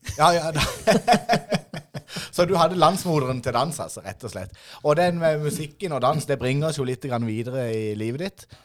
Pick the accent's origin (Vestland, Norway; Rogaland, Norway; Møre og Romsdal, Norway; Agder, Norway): Agder, Norway; Idrettsparken; jeg er jo født og oppvokst i Idrettsparken